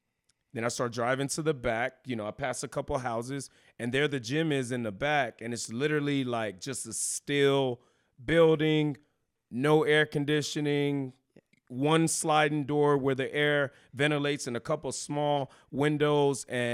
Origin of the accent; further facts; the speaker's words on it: Houston, Texas, United States; moved away as an adult; now in San Antonio, United States; I'm originally from Houston, Texas